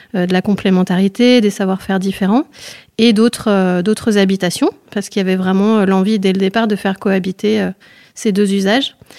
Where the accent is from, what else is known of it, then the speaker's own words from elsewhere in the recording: Autrans, Auvergne-Rhône-Alpes, France; moved away; je suis née à Autran, donc je suis revenue dans mon village d'origine.